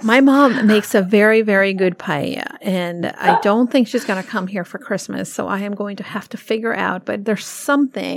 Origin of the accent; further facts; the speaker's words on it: New York City, New York, United States; now in Connecticut, United States; I'm a New Yorker